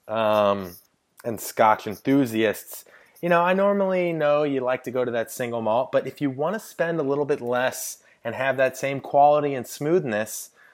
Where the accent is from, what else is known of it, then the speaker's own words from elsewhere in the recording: St. Louis, Missouri, United States; I am from St. Louis, Missouri